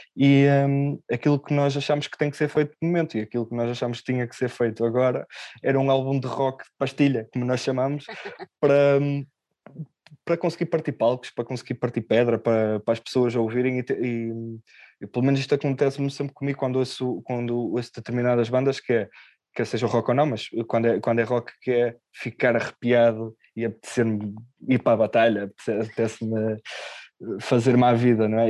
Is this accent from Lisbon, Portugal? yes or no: no; Ponte da Barca, Viana do Castelo, Portugal; eu sou de Ponta Barca, Viana do Castelo, é uma terra pequenina